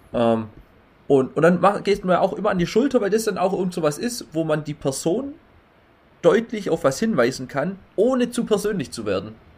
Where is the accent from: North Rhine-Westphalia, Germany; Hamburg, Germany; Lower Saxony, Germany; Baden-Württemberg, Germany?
Baden-Württemberg, Germany; bei uns in Baden-Württemberg